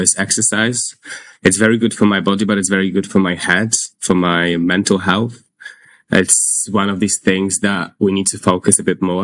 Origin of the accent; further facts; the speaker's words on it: Warsaw, Masovian Voivodeship, Poland; also born or lived in London; now in United Kingdom; I'm from Poland. I'm from Warsaw.